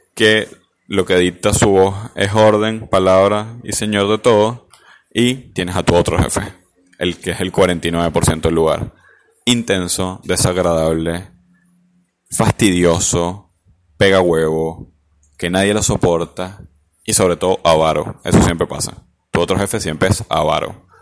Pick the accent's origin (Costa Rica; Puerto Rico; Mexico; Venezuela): Venezuela; now in Argentina; somos los venezolanos